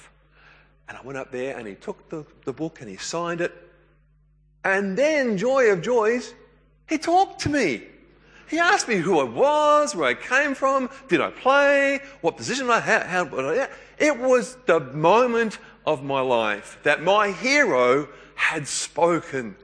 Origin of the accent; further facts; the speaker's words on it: New South Wales, Australia; I grew up in New South Wales.